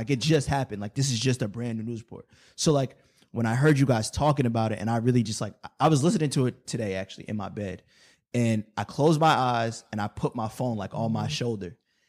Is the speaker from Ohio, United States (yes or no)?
no; New York City, New York, United States; I'm from Brooklyn